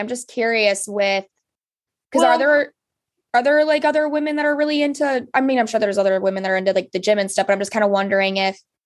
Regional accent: Upper Peninsula of Michigan, United States; I'm from the Upper Peninsula of Michigan by Lake Superior

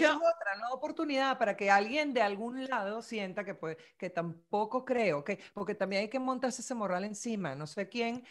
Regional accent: Venezuela; moved away; also born or lived in Miami; me siento venezolana

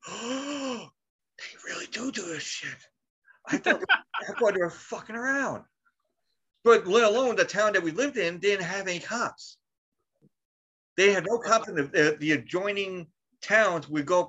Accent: New York, United States; I'm like, I'm from New York.

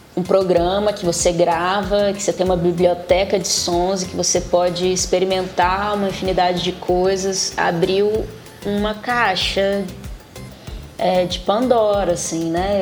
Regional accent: Vitória, Espírito Santo, Brazil; moved away as an adult; now in Belo Horizonte, Brazil; Quando eu saí de Vitória

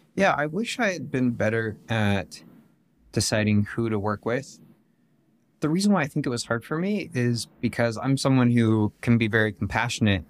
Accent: West Jordan, Utah, United States; I was born and raised here in West Jordan, which is just outside of Salt Lake City

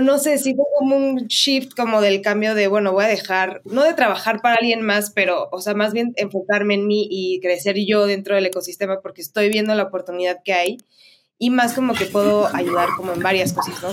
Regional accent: Mexico; soy mexicana

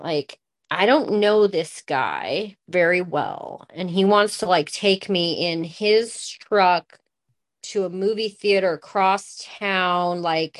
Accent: West Coast, United States; I was from the West Coast and he was from South Carolina, and we didn't go home.

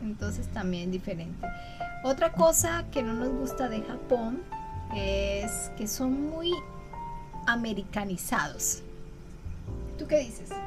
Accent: Colombia; now in Japan; cuando me dicen, ¿de dónde eres? De Colombia.

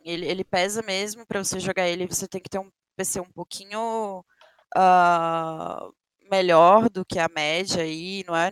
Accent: Brasília, Federal District, Brazil; moved away as an adult; now in São Paulo, Brazil; tinha recém me mudado para São Paulo, eu sou de Brasília, então eu vim para São Paulo

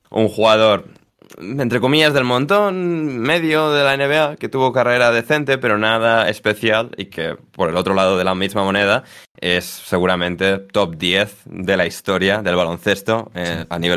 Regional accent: Galicia, Spain; a mi tierra. a ah, bueno, a Galicia.

